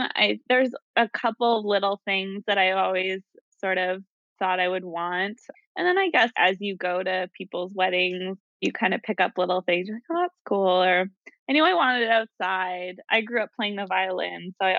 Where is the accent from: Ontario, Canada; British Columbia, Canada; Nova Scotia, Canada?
Ontario, Canada; Ottawa; I grew up in Ottawa, Canada. I've lived all over.